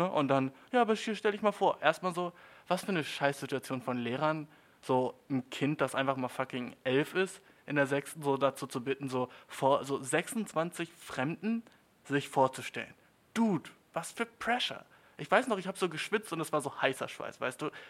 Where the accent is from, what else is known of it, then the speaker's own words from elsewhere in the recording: Germany; Und die, damals schon mit elf war ich so, aus Deutschland, Bitch, ne?